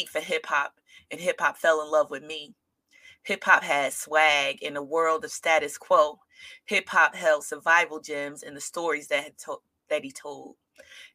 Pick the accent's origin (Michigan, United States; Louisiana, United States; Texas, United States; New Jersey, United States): New Jersey, United States; Newark; I grew up on Prince Street Projects when New Jersey Drive was made